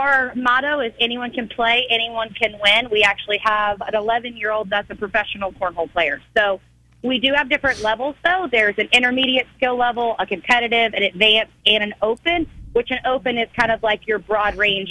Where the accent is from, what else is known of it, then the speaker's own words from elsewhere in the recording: Mechanicsville, Virginia, United States; I'm actually originally from Mechanicsville, so I saw this facility being built and I was super excited.